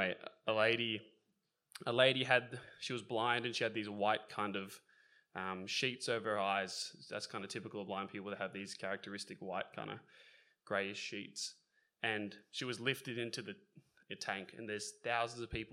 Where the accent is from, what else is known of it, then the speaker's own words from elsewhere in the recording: Sydney, New South Wales, Australia; I grew up in the Northern Beaches of Sydney, which is not exactly a spiritually edifying region of Australia